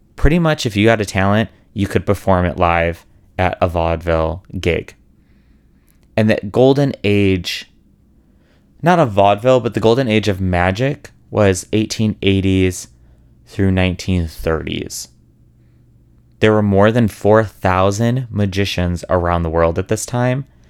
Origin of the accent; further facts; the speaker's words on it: Chicago, Illinois, United States; moved away; Chicago where I'm from